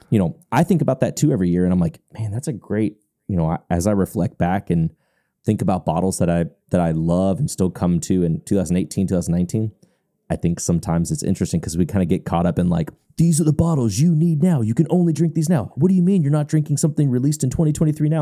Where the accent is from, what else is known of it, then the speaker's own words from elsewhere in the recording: Louisville, Kentucky, United States; moved away as an adult; I'm born and raised in Louisville, Kentucky